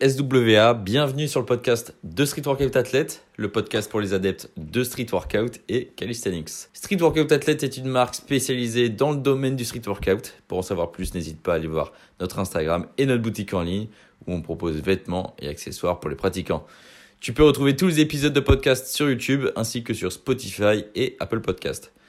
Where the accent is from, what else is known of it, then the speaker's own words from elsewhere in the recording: Brittany, France; je viens de Bretagne